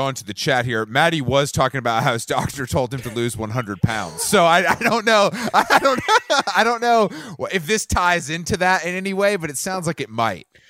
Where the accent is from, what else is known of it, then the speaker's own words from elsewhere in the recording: Atlanta, Georgia, United States; I'm from Atlanta